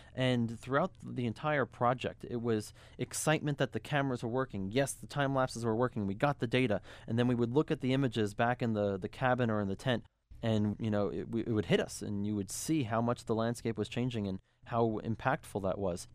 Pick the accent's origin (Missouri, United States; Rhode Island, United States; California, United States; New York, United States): New York, United States; New York City; I grew up in New York. I'm from New York City.